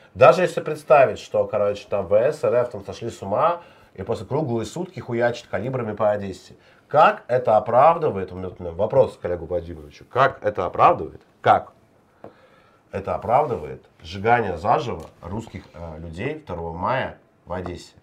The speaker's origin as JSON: {"language": "Russian", "town": "Klintsy", "region": "Bryansk Oblast", "country": "Russia", "tie": "born or raised there", "said": "мой родной город"}